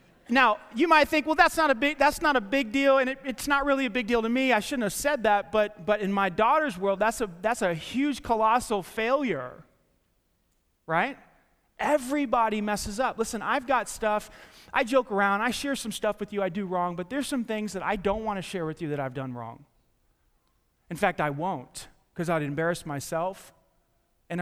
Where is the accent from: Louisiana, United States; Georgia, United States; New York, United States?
New York, United States; New York City; I grew up in New York City, Staten Island, New York, and we, you know, for the first 13 years of our lives, we lived in the projects